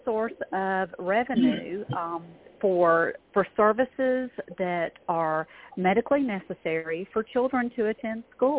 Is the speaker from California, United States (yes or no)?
no; Georgia, United States; I'm from Georgia.